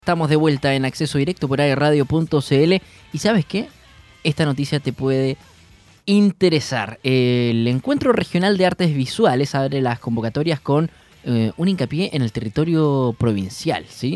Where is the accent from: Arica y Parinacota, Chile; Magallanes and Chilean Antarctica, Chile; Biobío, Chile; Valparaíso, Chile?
Magallanes and Chilean Antarctica, Chile; Punta Arenas; moved away; yo soy de Punta Arena, entonces lluvia ya tuve ya mucho, mucho